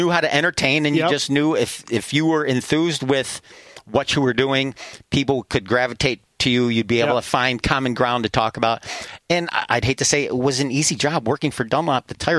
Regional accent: Buffalo, New York, United States; Yeah, the Horsehead, Zor Valley. I don't know if anybody remembers Zor Valley. Zor Valley was like the big... motocross track back in Western New York.

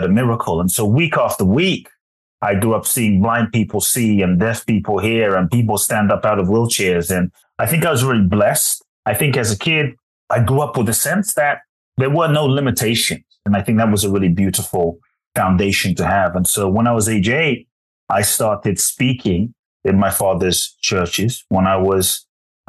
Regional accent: London, United Kingdom; also born or lived in Ghana; now in United States; I was born in Ghana, West Africa. My father is from Ghana. My mother is Japanese. I grew up in London and now the US

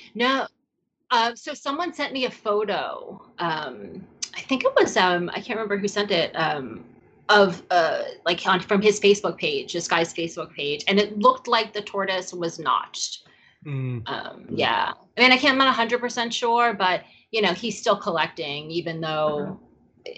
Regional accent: New York, United States; moved away as an adult; also born or lived in California; I also am a city girl. I grew up in New York. I went to, you know, high school and college in New York

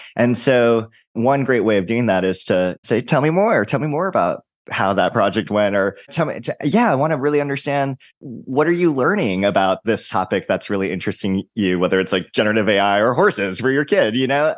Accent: Hawaii, United States; I'm from Hawaii

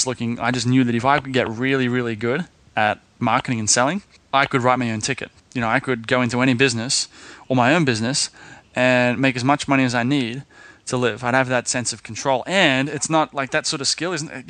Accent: Sydney, New South Wales, Australia; when I was in Sydney, I grew up in Sydney

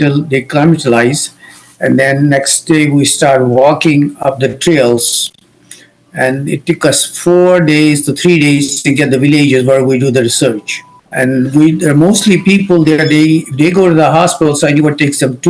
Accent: Jammu and Kashmir, India; moved away as an adult; now in United States; I grew up in Kashmir, north of India. And I came to US in 1982

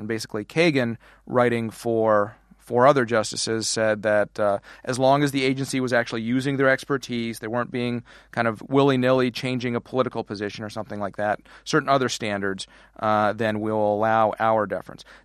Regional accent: Canada; moved away as an adult; now in United States; how we immigrated to the wrong side of the border

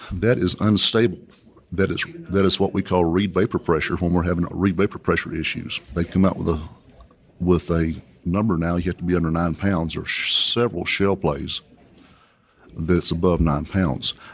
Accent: Coahoma, Texas, United States; I was born and raised here in West Texas. I graduated high school from Cahoma High School, if anyone's ever heard of Cahoma, Texas

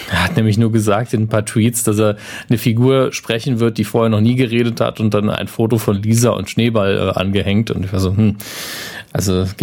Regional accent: United Kingdom; Ich war nicht sarkastisch, ich fand das schön. Ich bin Brite.

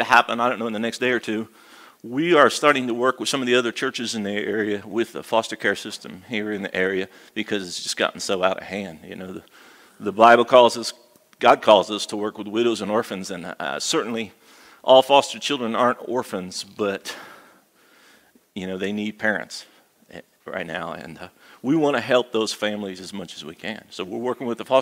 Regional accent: Midwest, United States; moved away as an adult; also born or lived in Arizona, United States; now in Galax, United States; I was raised in the Midwest, and then I spent half my adult life in Arizona

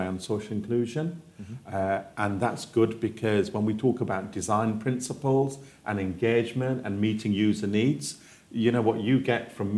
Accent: Yorkshire and the Humber, United Kingdom; I was born in Yorkshire

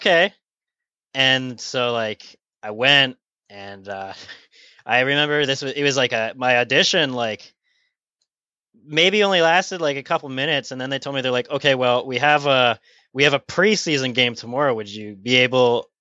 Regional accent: Canada; I'm from Canada

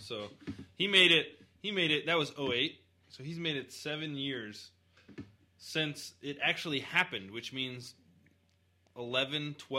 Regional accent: United States; You know, granted, this is all from my American history perspective. You know, I grew up in Christian school and then went to American public school, which is probably even more of an indoctrination.

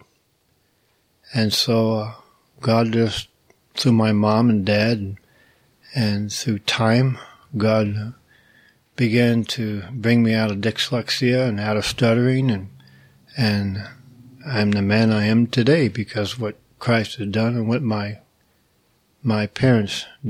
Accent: Indiana, United States; moved away; I was raised in Indiana on a farm

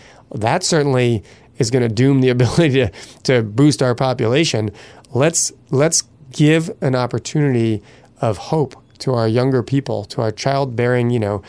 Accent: Massachusetts, United States; now in Vermont, United States; I grew up outside of Boston. I ultimately moved to Vermont to go to the University of Vermont.

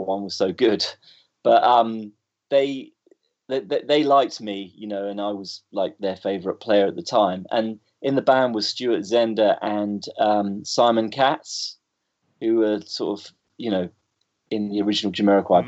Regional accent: Bournemouth, South West England, United Kingdom; moved away as an adult; also born or lived in London; I grew up in Bournemouth.

